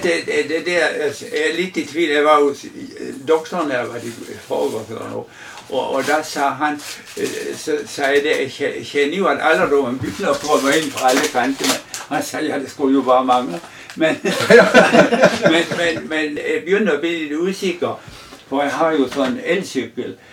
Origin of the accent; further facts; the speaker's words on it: Mandal, Agder, Norway; also born or lived in Kleven; Jeg er jo egentlig oppvokst på Gismerøy